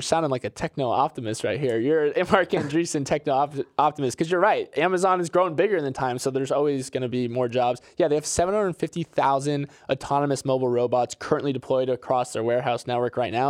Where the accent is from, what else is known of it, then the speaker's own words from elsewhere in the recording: Florida, United States; moved away; I grew up in Florida and I grew up near a Tropicana factory